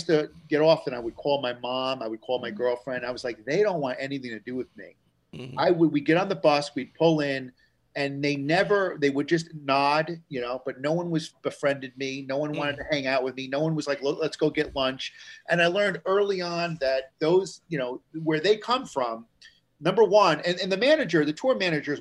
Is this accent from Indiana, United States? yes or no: no; Danbury, Connecticut, United States; also born or lived in New York; I grew up in Danbury, Connecticut, in a school that was very diversified